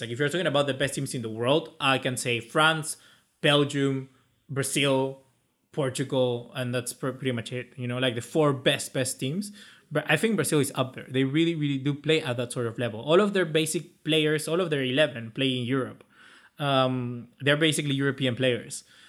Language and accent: English; Chile; I'm Chilean by, by nationality. By, I was born in Chile